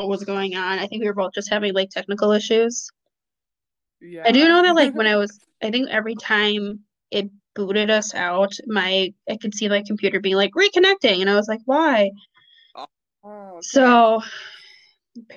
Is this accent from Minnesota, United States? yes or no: yes; Minneapolis, Minnesota, United States; I'm from Minneapolis.